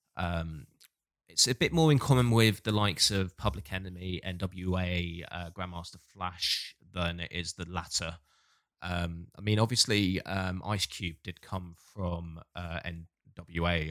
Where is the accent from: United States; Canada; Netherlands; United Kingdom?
United Kingdom; Hastings, South East England; moved away as an adult; also born or lived in Bournemouth; I grew up in Hastings in the South, went to uni in Bournemouth in the South